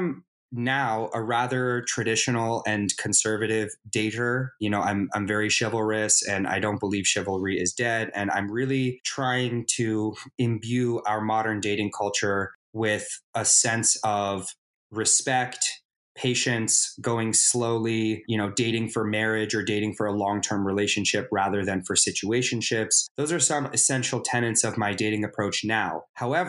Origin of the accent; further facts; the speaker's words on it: Los Angeles, California, United States; I am from Los Angeles, California. I live in Los Angeles, California. I've been told I'm a bit of a unicorn because apparently there aren't a lot of people who are actually from LA, but I'm one of them.